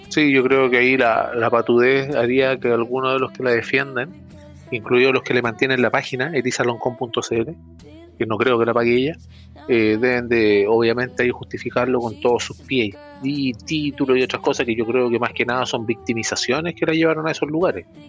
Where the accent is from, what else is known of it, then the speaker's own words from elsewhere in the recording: Chile; somos todos chilenos